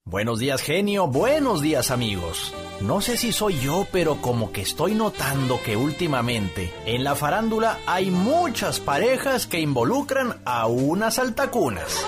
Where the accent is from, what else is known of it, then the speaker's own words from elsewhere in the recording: Nogales, Sonora, Mexico; moved away; Javier Solís era mi paisano porque él nació en Nogales, Sonora, al igual que su servidor